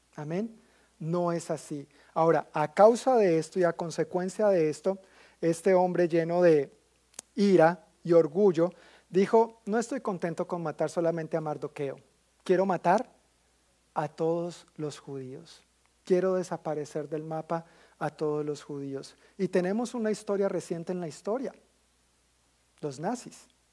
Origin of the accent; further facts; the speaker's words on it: Colombia; como colombiano he vivido muchísimos comentarios de toda índole